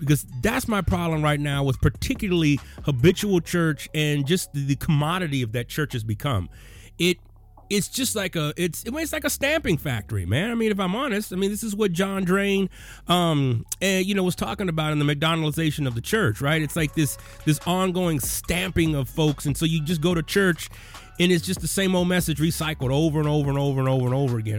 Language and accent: English; Texas, United States; I was born in Texas.